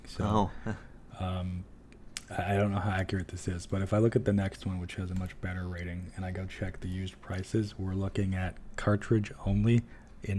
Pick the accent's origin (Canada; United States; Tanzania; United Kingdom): Canada; we're Canadian